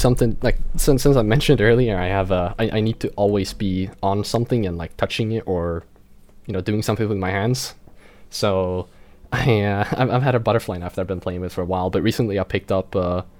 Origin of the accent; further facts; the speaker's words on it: Sweden; also born or lived in northern Sweden near the Arctic Circle; in my hometown, we have a drifting school quite nearby, and we have a proper rally dirt track nearby too.